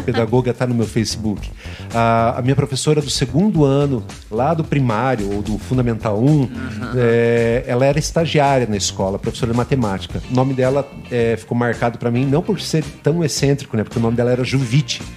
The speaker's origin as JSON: {"language": "Portuguese", "town": "Cascavel", "region": "Paraná", "country": "Brazil", "tie": "born or raised there", "said": "Então eu nasci em Cascavel, né? sou cascavelense, sou aqui, daqui de pertinho"}